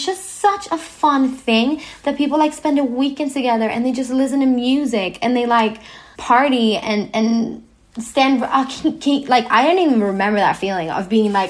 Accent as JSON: {"language": "English", "country": "Sweden", "tie": "born or raised there", "said": "I was born in Sweden, where we are quite equal"}